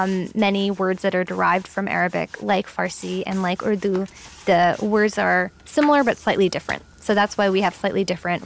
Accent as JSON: {"language": "English", "town": "New York City", "region": "New York", "country": "United States", "tie": "born or raised there", "moved": "yes", "lives_now": "Washington, D.C., United States", "said": "I was born and raised in New York City, but my family is South Asian. My mom is from India and my dad is from Pakistan."}